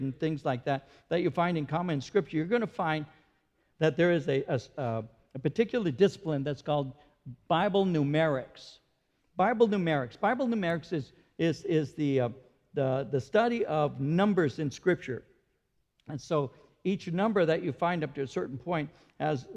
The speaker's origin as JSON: {"language": "English", "region": "California", "country": "United States", "tie": "born or raised there", "also_born_or_lived": "Norwalk", "said": "I'm born and raised in California"}